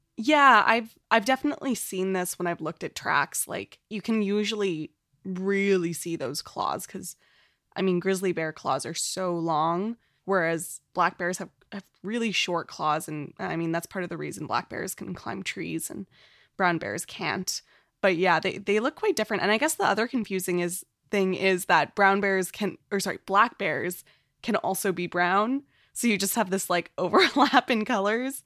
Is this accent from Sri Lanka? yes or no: no; Canada; as a Canadian